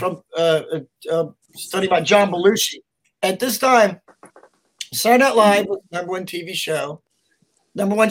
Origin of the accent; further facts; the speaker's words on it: Knoxville, Tennessee, United States; I grew up in Knoxville, Tennessee, which is a giant.